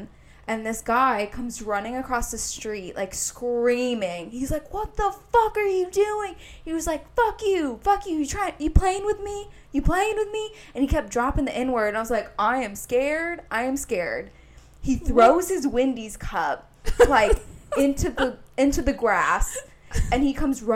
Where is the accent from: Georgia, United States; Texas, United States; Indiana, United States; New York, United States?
Indiana, United States; Indianapolis; I'm from Indianapolis. Like, one of the most dangerous cities in the country